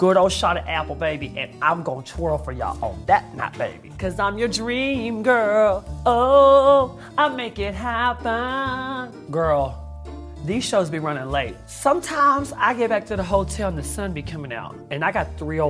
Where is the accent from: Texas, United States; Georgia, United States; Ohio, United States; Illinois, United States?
Texas, United States; I'm from Texas